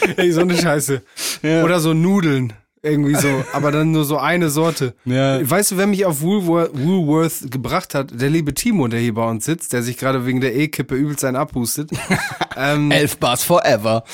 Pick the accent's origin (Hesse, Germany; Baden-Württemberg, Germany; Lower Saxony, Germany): Lower Saxony, Germany; Damme; hier in, in meiner Heimat Damme